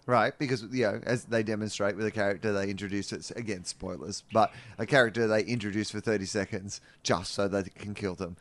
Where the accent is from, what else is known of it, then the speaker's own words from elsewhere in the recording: Australia; do things the other way around in Australia